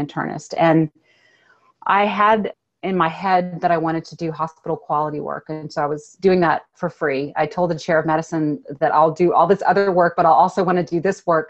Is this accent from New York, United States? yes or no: no; Austin, Texas, United States; growing up in Austin, Texas